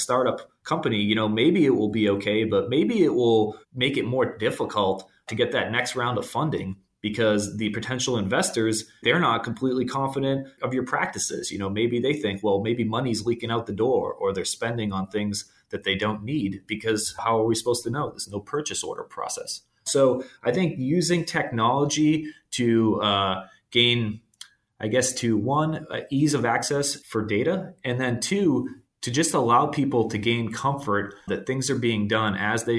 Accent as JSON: {"language": "English", "town": "Boston", "region": "Massachusetts", "country": "United States", "tie": "born or raised there", "moved": "as an adult", "said": "you know, I'm out in Southern California, but I grew up in Boston. So, you know, I've been out here for about 5 years."}